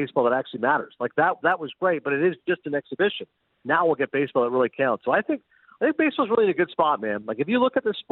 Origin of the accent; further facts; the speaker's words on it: Canada; as a Canadian